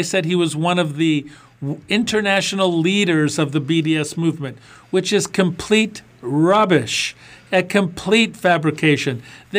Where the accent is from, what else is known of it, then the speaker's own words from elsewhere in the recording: Michigan, United States; Congressman Andy Levin from my home state of Michigan, the great state of Michigan